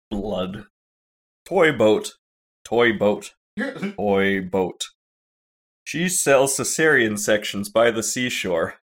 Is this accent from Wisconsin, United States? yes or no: no; California, United States; I'm from California